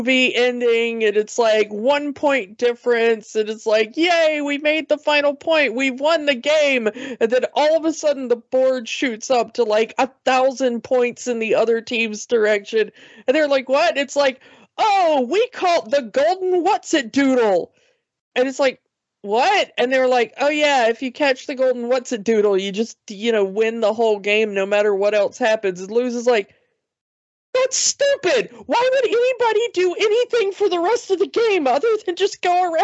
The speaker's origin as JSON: {"language": "English", "country": "United States", "said": "as an American"}